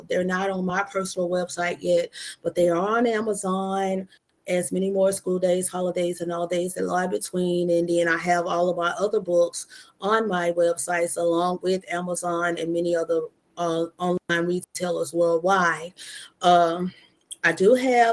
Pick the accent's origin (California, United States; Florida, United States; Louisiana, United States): Louisiana, United States; Monroe; also born or lived in Mississippi; Monroe, my hometown